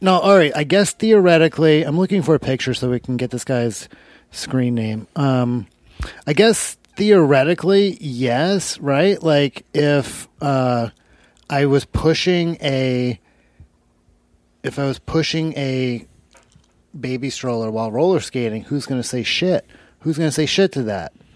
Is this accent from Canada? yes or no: no; Alabama, United States; moved away; I grew up in Alabama